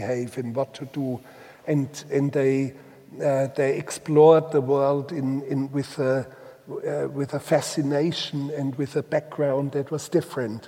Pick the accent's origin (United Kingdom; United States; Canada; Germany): Germany; Bavaria; first language Bavarian; English is a second language; moved away; in this mountain, most remote mountain valley in Bavaria that has anchored me in life. And also in language. My first language was Bavarian